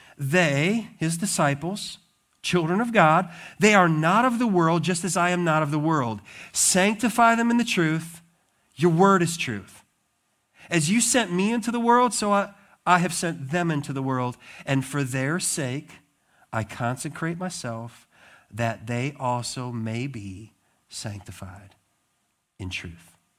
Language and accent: English; Montana, United States; also born or lived in Wisconsin; now in Michigan, United States; I grew up in Montana